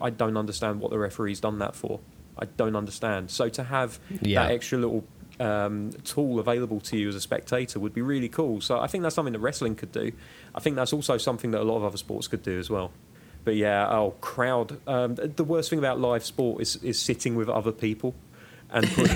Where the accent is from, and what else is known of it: United Kingdom